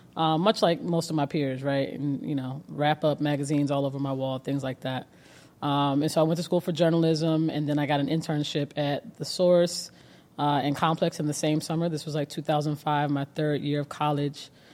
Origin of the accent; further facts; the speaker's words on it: Georgia, United States; also born or lived in Cleveland, Ohio; I am, uh, born in Cleveland, Ohio, moved to Georgia very, very young in the outskirts